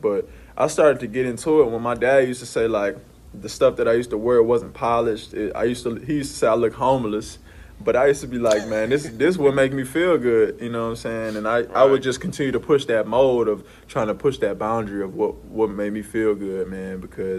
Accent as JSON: {"language": "English", "town": "New Orleans", "region": "Louisiana", "country": "United States", "said": "Man, I'm from New Orleans. So, you know, New Orleans has a culture about it that's smooth, jazz, French-esque."}